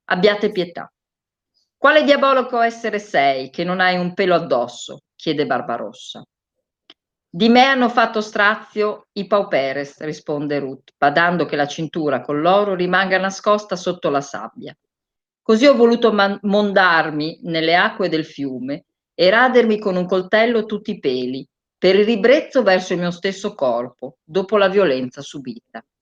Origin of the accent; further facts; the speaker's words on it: Bologna, Emilia-Romagna, Italy; io sono bolognese